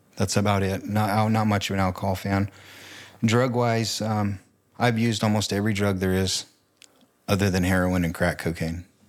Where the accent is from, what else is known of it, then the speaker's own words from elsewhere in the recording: Riverside, California, United States; moved away as an adult; also born or lived in Banning, California / New Plymouth, Idaho / Boise, Idaho; I grew up in Southern California.